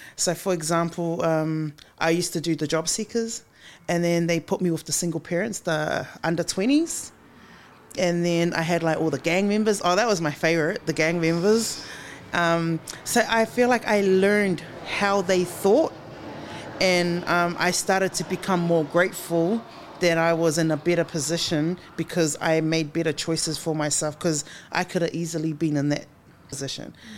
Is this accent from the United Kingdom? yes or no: no; Auckland, New Zealand; born or raised there